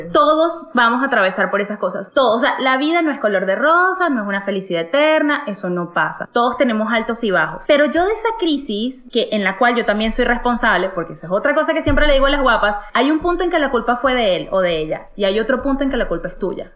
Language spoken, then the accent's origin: Spanish; Venezuela; moved away; yo en mi país, Venezuela